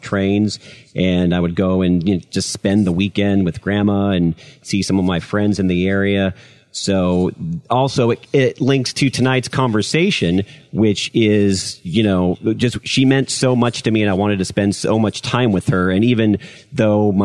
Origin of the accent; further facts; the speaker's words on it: San Diego, California, United States; also born or lived in Los Angeles, California; I'm originally from Los Angeles, California, and you know, I was there for probably the first portion of my life, and then my father relocated back to San Diego, and, you know, as much as I loved San Diego and growing up here